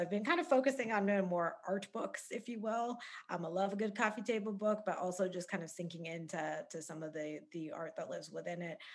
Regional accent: Calgary, Alberta, Canada; I grew up in Calgary

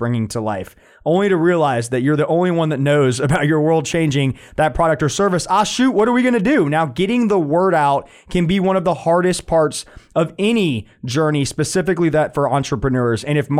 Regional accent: Winter Park, Florida, United States; born there; I was born in Winter Park, Florida. My parents were characters at Walt Disney World.

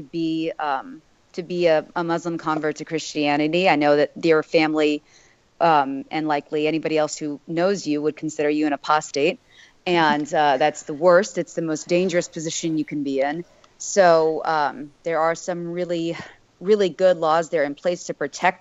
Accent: Miami, Florida, United States; having been born and raised in Miami

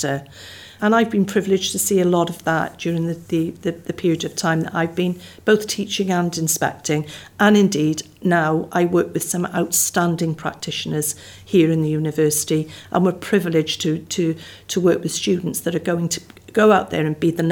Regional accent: Barry, Wales, United Kingdom; I was born and brought up in Barry. So I was brought up near the sea.

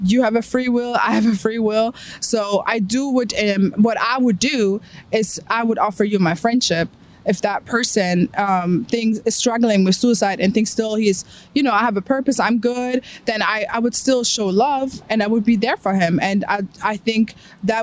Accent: Germany; moved away; I grew up being agnostic because of all the science and all how I grew up in Germany

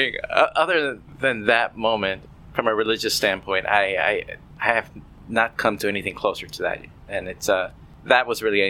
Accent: Chicago, Illinois, United States; moved away as an adult; also born or lived in Puerto Rico; now in Florida, United States; I was born in Puerto Rico in 1980. I was raised in Chicago, so I got all my education, lived there, and moved to Florida.

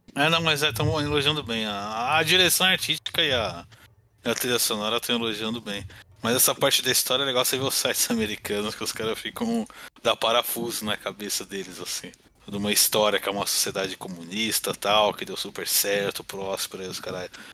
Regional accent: São Paulo, Brazil; eu sou paulista

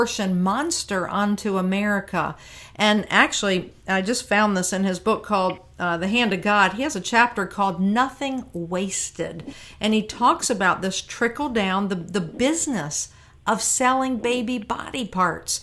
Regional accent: Virginia, United States; Virginia, my home state

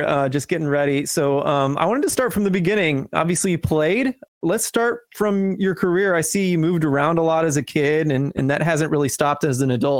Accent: St. Louis, Missouri, United States; I'm from St. Louis, and so we have a lot of connections to Des Moines.

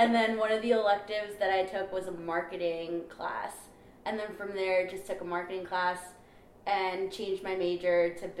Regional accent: New York, United States; also born or lived in California

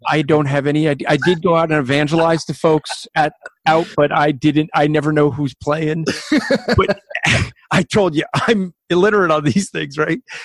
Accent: New Zealand; accent: Kiwi; with my Kiwi accent

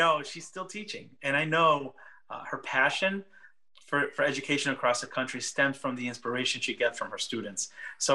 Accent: Meriden, Connecticut, United States; English is a second language; moved away as an adult; now in Washington, United States; Meriden, Connecticut, the city where I was born and raised, where I went to school

